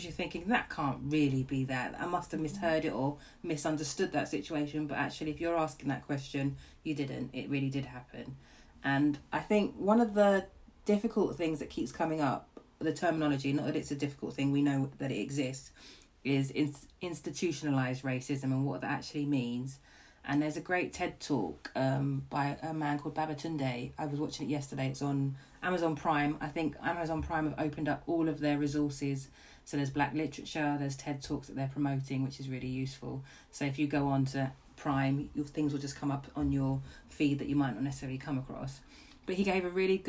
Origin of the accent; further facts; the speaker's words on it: London, United Kingdom; I grew up in Camden